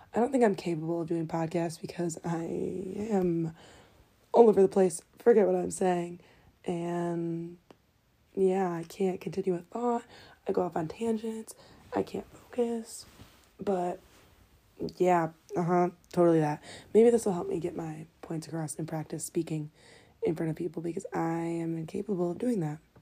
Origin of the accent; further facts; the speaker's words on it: Detroit, Michigan, United States; I'm from Detroit, Michigan